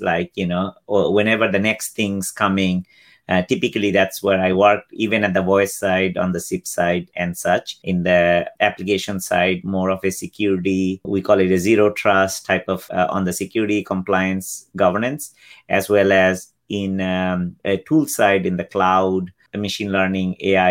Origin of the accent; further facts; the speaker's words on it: Bangladesh; now in United States; I am originally from Bangladesh, came here in 91.